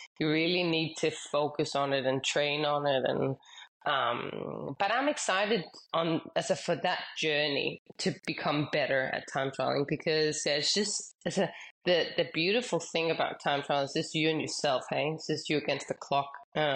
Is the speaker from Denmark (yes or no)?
yes; Denmark; Growing up, I mostly raced in Denmark